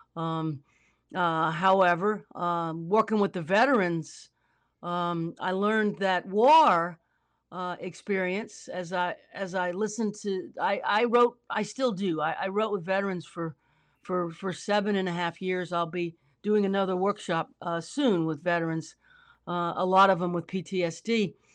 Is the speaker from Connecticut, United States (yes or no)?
no; New Orleans, Louisiana, United States; I'm from New Orleans, so I watch storms